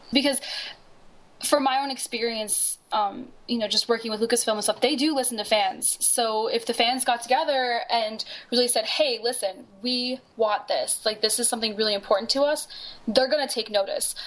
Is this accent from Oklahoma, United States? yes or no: no; Buffalo, New York, United States; moved away; I came from Buffalo, New York, and you know, as a little kid with like hair to my butt, put my hair up in you know pigtails, and you know, go in the snow